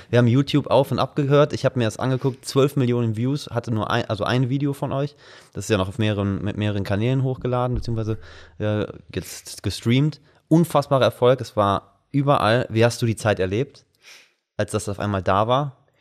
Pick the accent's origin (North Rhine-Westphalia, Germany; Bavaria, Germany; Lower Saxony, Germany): North Rhine-Westphalia, Germany; Wuppertal; moved away as an adult; ich bin …, also ich komme aus Wuppertal eigentlich und bin zu dem Zeitpunkt zum Studium äh, hier rüber gekommen